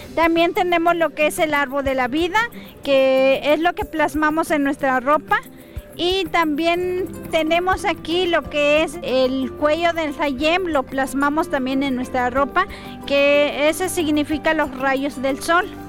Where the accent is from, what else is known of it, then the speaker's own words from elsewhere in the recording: Tancanhuitz, San Luis Potosí, Mexico; yo vengo de la comunidad de Tamaletó, municipio de Tancanguitz, San Luis Potosí